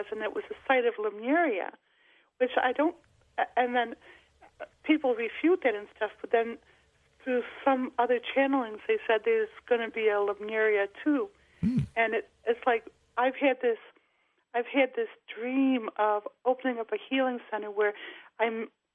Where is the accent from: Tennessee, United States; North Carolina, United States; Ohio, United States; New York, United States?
New York, United States; Rochester; my hometown, Rochester, New York